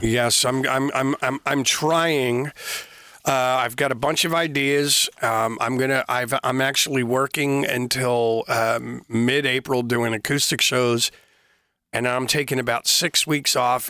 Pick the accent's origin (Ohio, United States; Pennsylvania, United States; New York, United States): Pennsylvania, United States; Philadelphia; growing up in Philadelphia, Pennsylvania, in the States